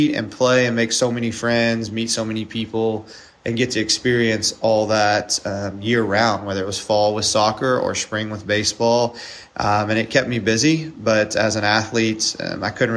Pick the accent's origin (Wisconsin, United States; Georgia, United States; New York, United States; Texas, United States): Texas, United States; East; I grew up in East Texas, so always been around the area for the most part.